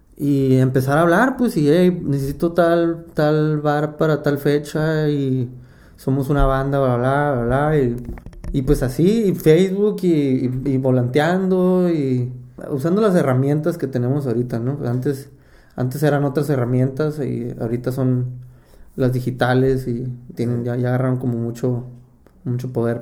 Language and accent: Spanish; Mexicali, Baja California, Mexico; now in Guadalajara, Mexico; yo empecé a tocar a los 14 años fue mi primera banda. Tocaba la, la batería en un grupo de, Mexicali